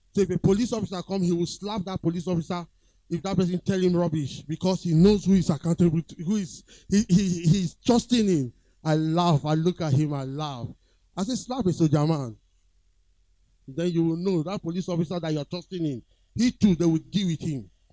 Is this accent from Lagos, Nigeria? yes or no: yes; Lagos, Nigeria; I was born around that area, Queens Drive, Ikoyi